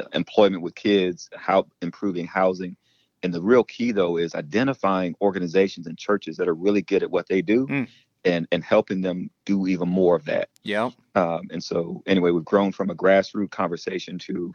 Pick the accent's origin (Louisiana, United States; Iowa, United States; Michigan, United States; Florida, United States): Iowa, United States; born or raised there; also born or lived in Mississippi; now in Omaha, United States